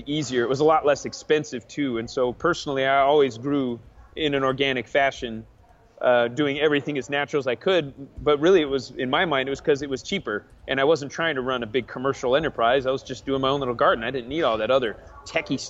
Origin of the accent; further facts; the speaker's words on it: Arizona, United States; also born or lived in Alexandria, Virginia; I grew up mostly in Arizona